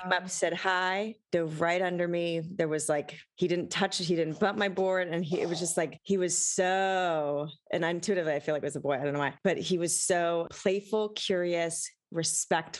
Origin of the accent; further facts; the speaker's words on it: Long Beach, California, United States; now in Malibu, United States; I grew up in Southern California on the beach and I never saw whales in front of my house in Long Beach, but now living in Malibu